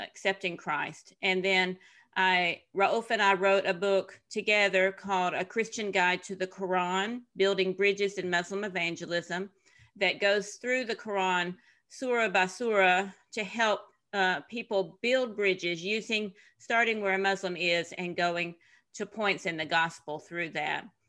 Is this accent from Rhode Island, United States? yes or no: no; Tennessee, United States; moved away as an adult; also born or lived in Ivory Coast / Middle East and North Africa; I'm from Tennessee originally. and very typical, what you would think of as a Southern girl